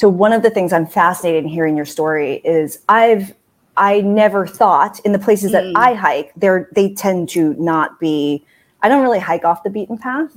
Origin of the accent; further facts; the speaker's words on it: San Diego, California, United States; moved away as an adult; also born or lived in New York City; I grew up in San Diego